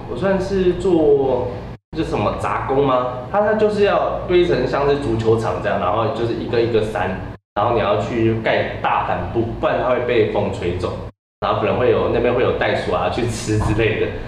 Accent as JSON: {"language": "Chinese", "country": "Taiwan", "also_born_or_lived": "Australia", "moved": "yes", "said": "我们台湾人"}